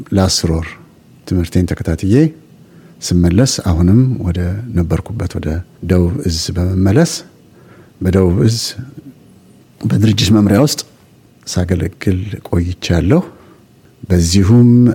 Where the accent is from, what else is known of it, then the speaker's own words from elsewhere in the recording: Addis Ababa, Ethiopia; also born or lived in Gorgora, Gondar, Ethiopia / Azezo, Ethiopia; now in Melbourne, Australia; የሶስት ዓመት ልጅ ሆኜ ነው አዲስ አበባ የደረስኩት